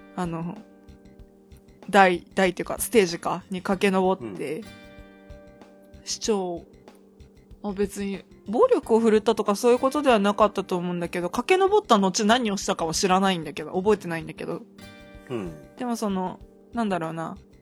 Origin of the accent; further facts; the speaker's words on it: Akita, Japan; 私の出身地の秋田市の成人式でそれがあって、